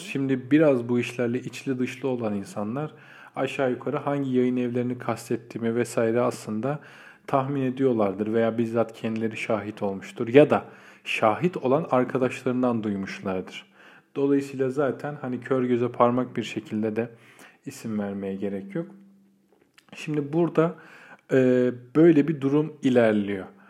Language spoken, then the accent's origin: Turkish; Istanbul, Turkey; doğma büyüme İstanbullu biri olarak